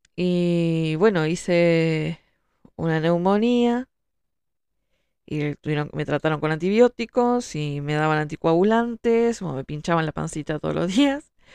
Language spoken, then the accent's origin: Spanish; Uruguay; soy escritora, soy uruguaya